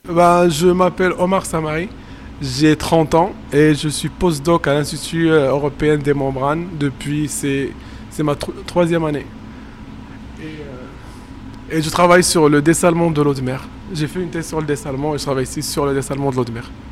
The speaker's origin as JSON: {"language": "French", "country": "Morocco", "moved": "yes", "said": "je suis marocain et que j'ai travaillé au Maroc"}